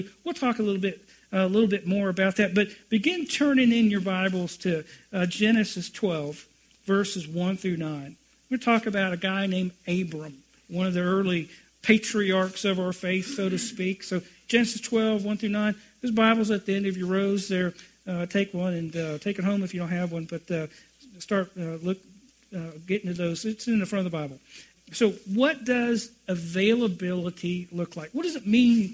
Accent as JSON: {"language": "English", "region": "South Carolina", "country": "United States", "tie": "born or raised there", "also_born_or_lived": "Cambodia", "moved": "as an adult", "lives_now": "Texas, United States", "said": "We were raised in South Carolina, made it out here to Texas in 99"}